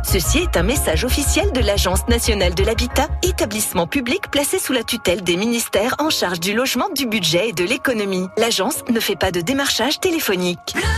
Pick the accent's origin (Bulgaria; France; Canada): France; Auvergne-Rhône-Alpes; chez nous en Auvergne